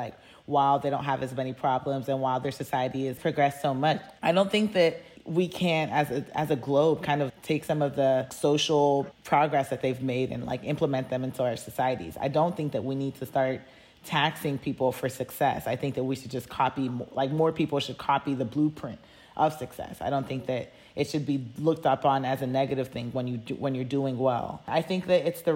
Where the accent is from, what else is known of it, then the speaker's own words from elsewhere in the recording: United States; being American